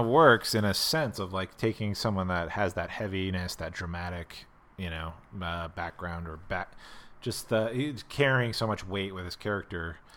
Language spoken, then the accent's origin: English; Pennsylvania, United States; now in Los Angeles, United States; I grew up in in Pennsylvania where you ha, you can only buy your beer in one place